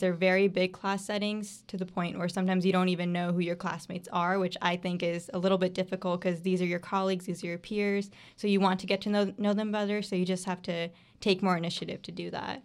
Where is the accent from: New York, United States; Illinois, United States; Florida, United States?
Florida, United States; Bradenton; I am from Brainton, Florida